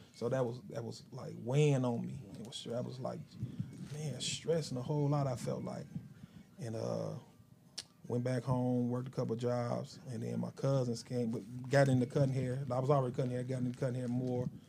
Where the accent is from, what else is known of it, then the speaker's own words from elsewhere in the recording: Chicago, Illinois, United States; moved away as an adult; also born or lived in Decatur, Illinois; two years old, I've been raised in Chicago